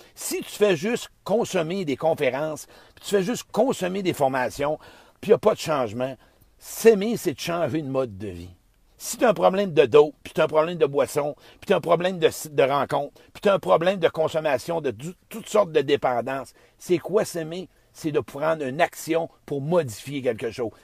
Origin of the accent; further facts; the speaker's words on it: Beauce, Quebec, Canada; je suis dans boss, hein, dans mon patelin